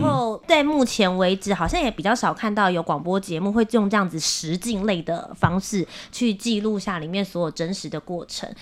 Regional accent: Kaohsiung, Taiwan; 我是高雄人

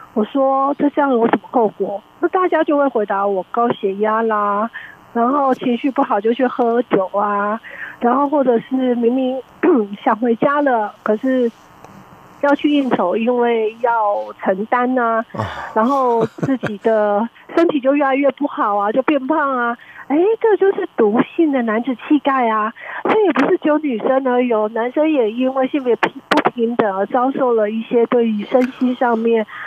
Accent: Tainan, Taiwan; 我来自国立成功大学

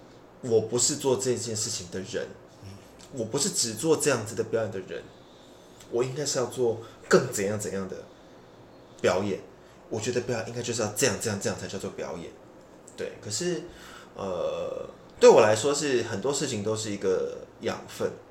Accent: Taipei, Taiwan; 我是台北人。

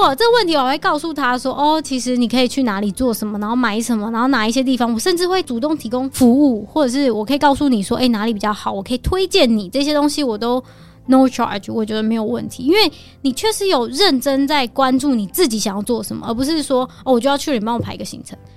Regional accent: Taiwan; 我们台湾人

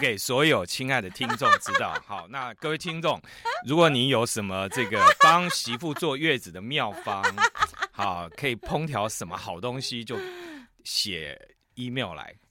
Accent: Taiwan; 我们台湾人

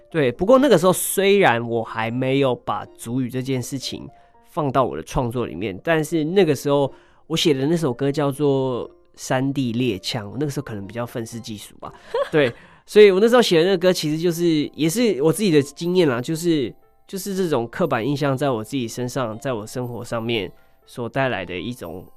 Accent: Hualien, Hualien County, Taiwan; 我是一名来自花莲的泰鲁格族

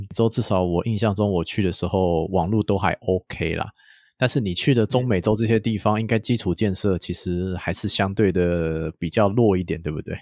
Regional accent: Taiwan; 我们台湾人喜欢去日本嘛

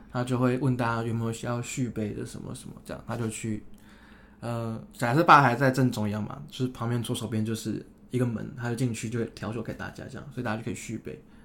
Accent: Taiwan; 因为我是台湾人嘛

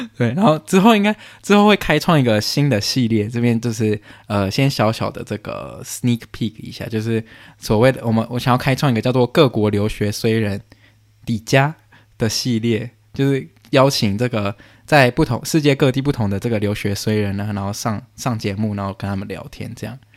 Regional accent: Canada; 我在加拿大出生

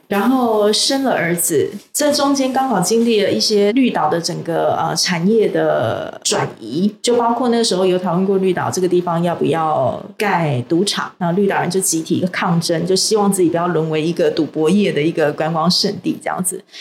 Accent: Tainan, Taiwan; now in Taipei, Taiwan; 因为我是台南人嘛，那我自己活在这个台北这个充满钢筋水泥的一个都市

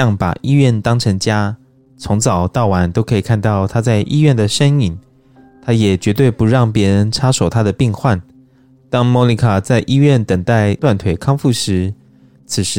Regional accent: Taiwan; 就像我们台湾人都会常会说啊，这样就是爱台湾啦

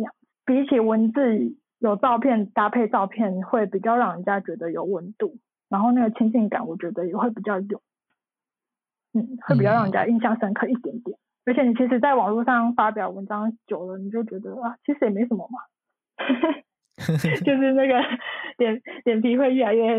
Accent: Taichung, Taiwan; also born or lived in Taipei; 就是后来我就决定就是从台北搬回台中。就是住在家里

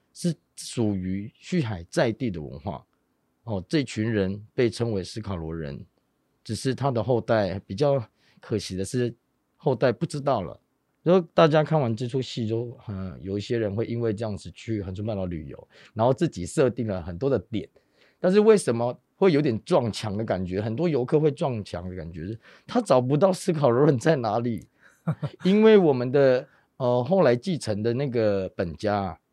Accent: Xuhai tribe, Pingtung County, Taiwan; 我是在部落长大，然后我爸都在部队里面，然后是军人

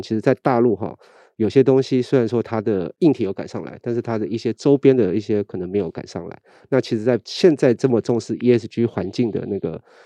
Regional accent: Taiwan; 我们其实台湾人

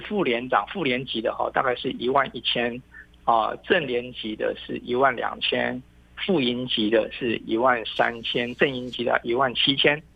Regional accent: Taiwan; 我们台湾

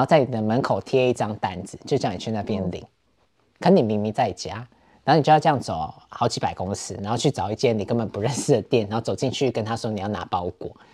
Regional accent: Taiwan; moved away as an adult; now in Berlin, Germany; 我这种就是从台湾来的人

